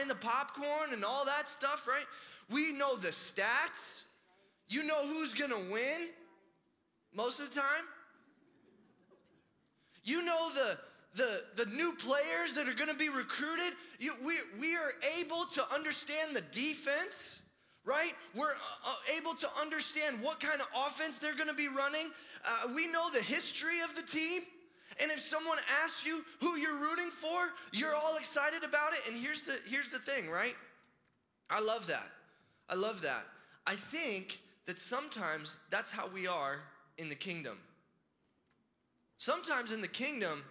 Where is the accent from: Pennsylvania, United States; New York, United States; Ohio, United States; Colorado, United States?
Colorado, United States; Denver; I was born in Denver.